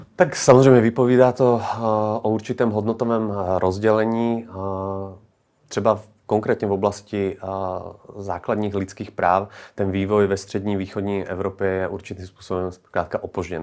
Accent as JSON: {"language": "Czech", "country": "Slovakia", "moved": "yes", "lives_now": "Czech Republic", "said": "Já sám jsem ze Slovenska"}